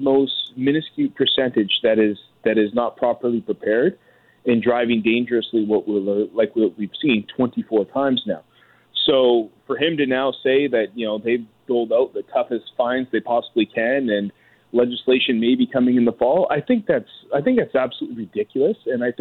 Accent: British Columbia, Canada; I grew up in British Columbia

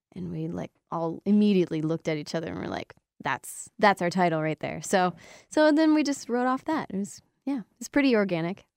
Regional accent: Windsor, Ontario, Canada; moved away; back in my hometown, Windsor

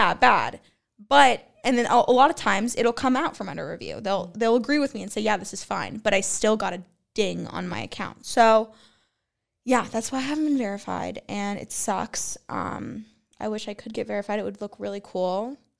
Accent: Los Angeles, California, United States; I'm from L A.

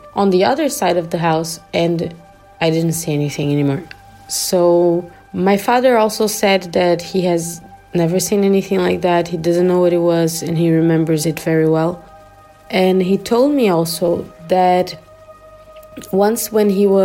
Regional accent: southern Brazil, Brazil; now in Germany; the house I grew up in Brazil, in the southern part of Brazil

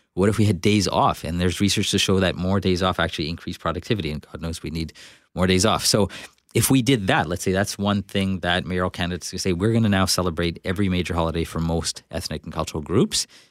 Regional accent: Winnipeg, Manitoba, Canada; I'm from Winnipeg, South Winnipeg. Um, but because I'm a person of color, the automatic perception is that I'm not local, even though I am

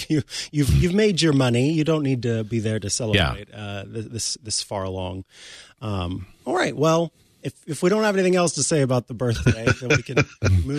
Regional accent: Kansas City, Missouri, United States; Now listen here. I'm from Missouri and Kansas City. No, Kansas City, Missouri is the one.

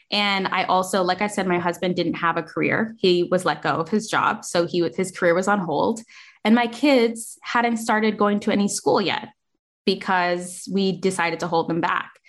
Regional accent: United States; Like I wasn't raised in the United States, even though I am an American.

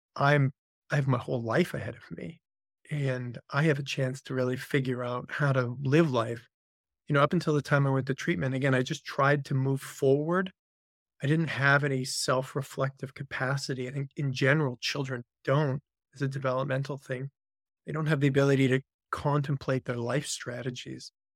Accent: Vancouver, British Columbia, Canada; I'm a Canadian by birth. Spent most of my life, grew up in Vancouver, Canada.

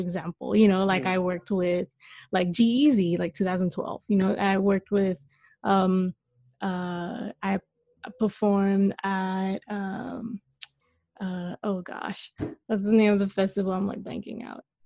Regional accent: Malaysia; now in Los Angeles, United States; I am Malaysian.

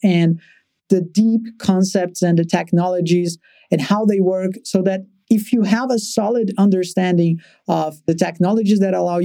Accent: Brazil; born or raised there

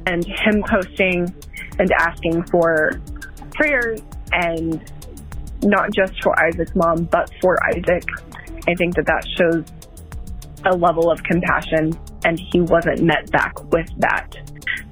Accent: Denton, Texas, United States; my hometown

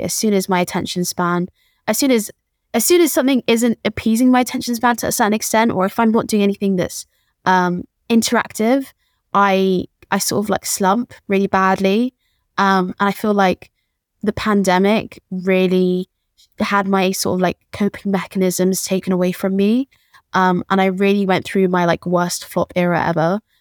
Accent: London, United Kingdom; born and raised in Peckham

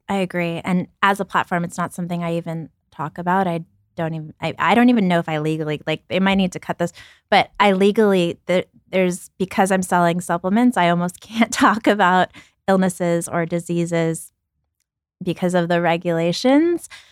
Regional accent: New York City, New York, United States; also born or lived in Ukraine; My family and I moved and we lived in a welfare hotel in Brooklyn

